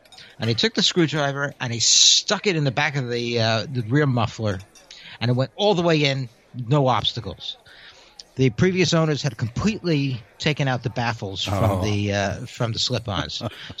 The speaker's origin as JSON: {"language": "English", "town": "Mill Valley", "region": "California", "country": "United States", "said": "Mill Valley, California."}